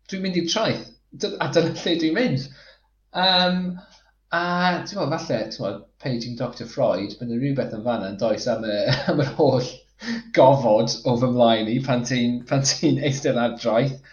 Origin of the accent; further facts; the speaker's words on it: Flintshire, Wales, United Kingdom; moved away; dwi'n dod o Sir y Flint, felly dwi'n gyfarwydd iawn gyda Rhysfatin a Talacra a, a Ryl